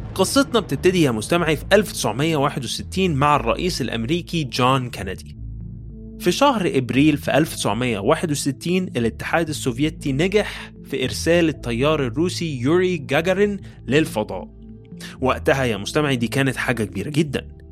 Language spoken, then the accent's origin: Arabic; Egypt; accent: Egyptian; بلهجتنا المصرية